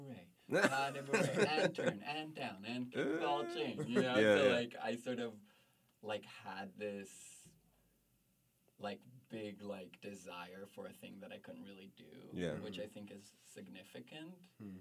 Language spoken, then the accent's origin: English; Jerusalem, Jerusalem District, Israel; I grew up in Jerusalem and society sort of viewed me as like a boy.